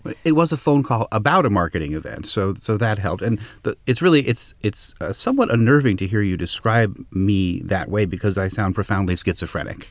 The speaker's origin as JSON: {"language": "English", "town": "Los Angeles", "region": "California", "country": "United States", "tie": "born or raised there", "said": "I grew up in Los Angeles"}